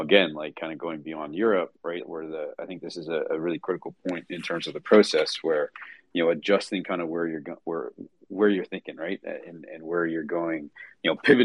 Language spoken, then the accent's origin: English; Toronto, Ontario, Canada; now in United States; I'm a Canadian boy, so I was born in Toronto. I'm American now